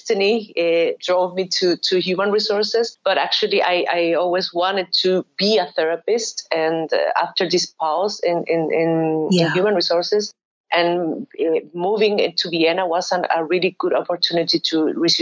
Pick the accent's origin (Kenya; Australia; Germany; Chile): Chile; Valparaíso; first language Spanish; English is a second language; moved away as an adult; also born or lived in Austria; now in Valencia, Spain; I grew up in Valparaíso